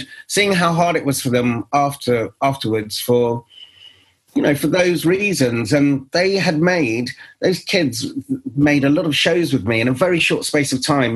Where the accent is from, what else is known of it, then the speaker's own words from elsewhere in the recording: England, United Kingdom; I'm from England